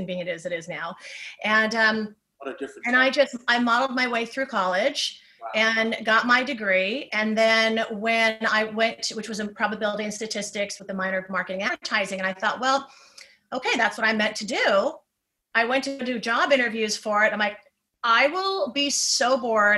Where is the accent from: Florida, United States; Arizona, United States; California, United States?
California, United States; Orange County; I grew up in Orange County, phenomenal parents.